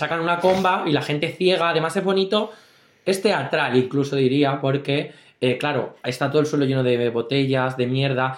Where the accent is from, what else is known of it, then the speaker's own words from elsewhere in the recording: Valdepeñas, Castilla-La Mancha, Spain; nosotros somos de Valdepeñas, muy heroica ciudad